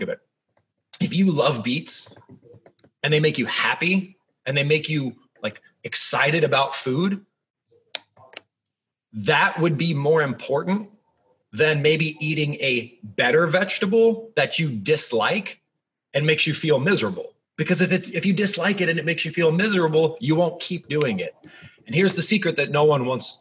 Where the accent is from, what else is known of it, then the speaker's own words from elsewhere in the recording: Columbus, Ohio, United States; I'm from the Midwest. I'm from Columbus, Ohio.